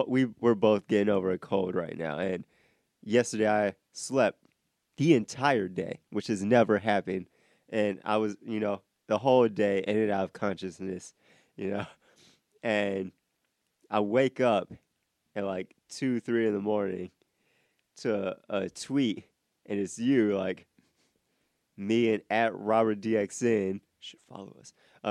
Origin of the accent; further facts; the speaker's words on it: Iowa, United States; now in Georgia, United States; I'm from Iowa